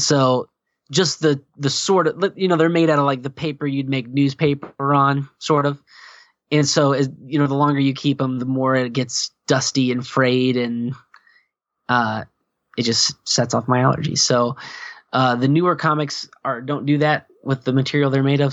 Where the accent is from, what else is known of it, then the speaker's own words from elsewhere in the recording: Virginia, United States; now in Indiana, United States; not from Indiana. I'm from Virginia